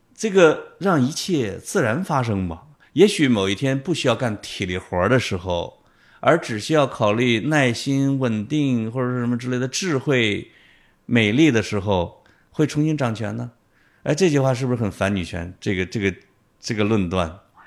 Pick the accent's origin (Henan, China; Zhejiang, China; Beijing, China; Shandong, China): Henan, China; 我最多遇到的就是我跟各省的人在一起的时候，他们一定要对着我讲河南人的段子